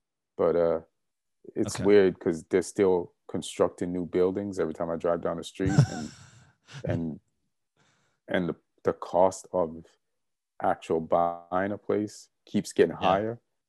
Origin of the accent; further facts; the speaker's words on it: London, United Kingdom; born there; Yeah. Yeah, I was born in England. Yeah.